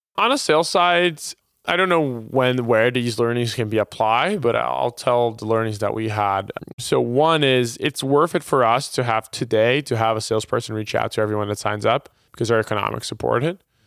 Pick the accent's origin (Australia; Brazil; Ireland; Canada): Brazil; moved away as an adult; now in United States; I was, uh, originally born and raised in Brazil